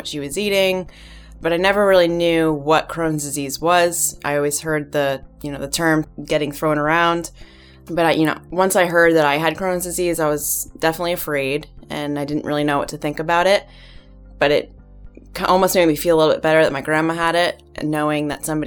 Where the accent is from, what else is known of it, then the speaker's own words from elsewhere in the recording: New Jersey, United States; I'm from New Jersey